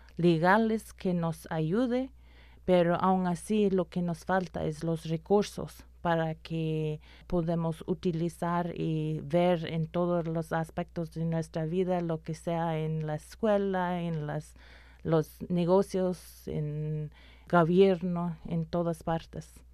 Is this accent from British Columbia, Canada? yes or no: no; Inuit, Nunavut, Canada; Spanish is a second language; como inuit